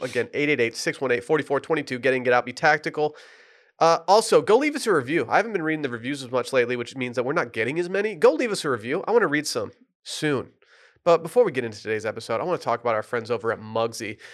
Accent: Michigan, United States; moved away; the dispensary in my hometown

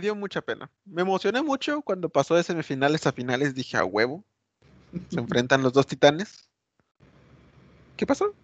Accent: Mexico; ya sabes cómo somos los mexicanos

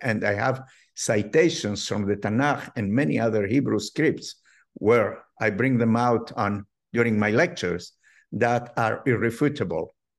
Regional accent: Morocco; moved away; I have been brought up in a religious, traditional family, uh, very well known in North Africa, in Morocco.

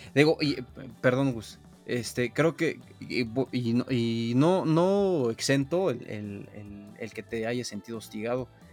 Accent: Mexico; como mexicanos buscamos

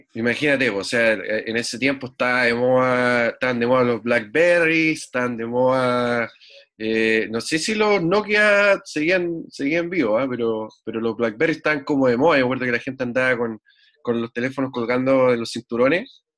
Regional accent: Santiago, Santiago Metropolitan Region, Chile; moved away as an adult; also born or lived in southern Chile; now in United States; nacido y criado en Santiago

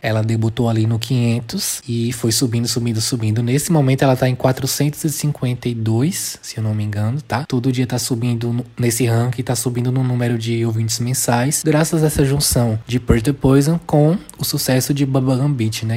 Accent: Brazil; como um bom brasileiro

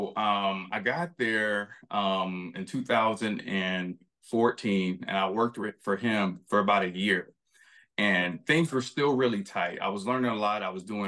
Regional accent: Florida, United States; moved away; I came from Florida. I struggled. You know, we were homeless at times. I moved to New York.

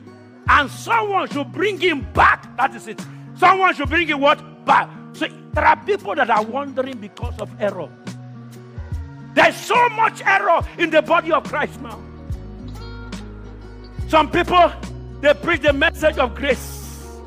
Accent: Nigeria; moved away; I come from Nigeria, but God brought me to this country

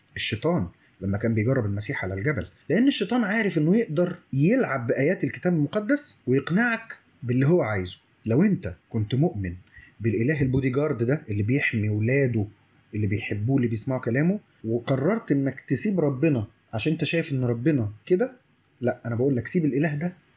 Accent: Egypt; واحنا كشعب مصري

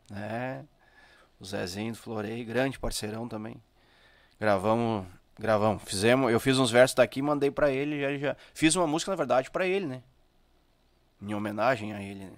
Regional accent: São Francisco de Paula, Rio Grande do Sul, Brazil; eu sou de São Chico.

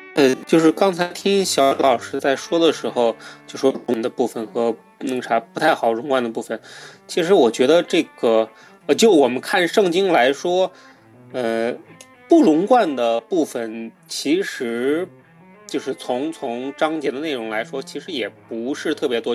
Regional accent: China; 我们中国人

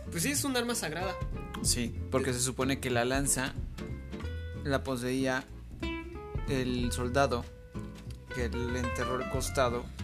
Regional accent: United States; Spanish is a second language; yo soy estadounidense y... Um, eh, me gusta mucho México.

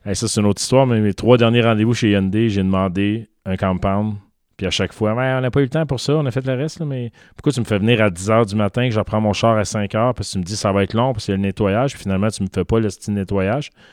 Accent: Montreal, Quebec, Canada; je viens de Montréal

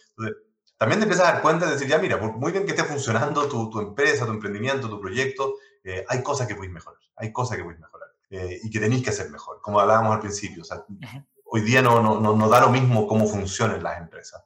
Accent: Chile; accent: 100% chileno; Spanish is a second language; Yo tengo acento, por supuesto, 100% chileno

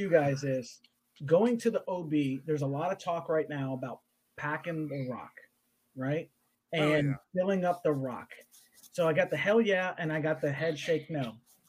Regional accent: Hollywood, Florida, United States; I grew up in Hollywood.

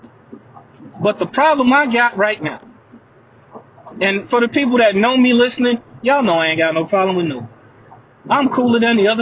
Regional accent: United States; I'm American. I'm African American. I'm black.

